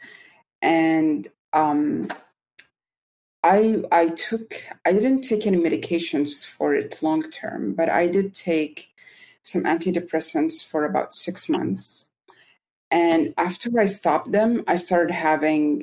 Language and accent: English; Saudi Arabia; also born or lived in Milwaukee, Wisconsin, United States; I'm from Saudi Arabia, but I lived in Milwaukee, Wisconsin for 5 years.